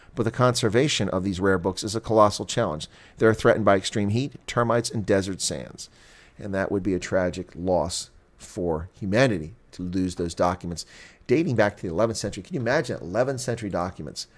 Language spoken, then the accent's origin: English; Appalachia, United States; I grew up in Appalachia